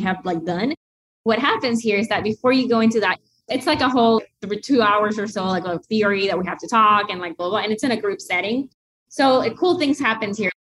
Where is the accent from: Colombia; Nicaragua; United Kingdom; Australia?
Nicaragua; moved away; also born or lived in United States; growing up in Nicaragua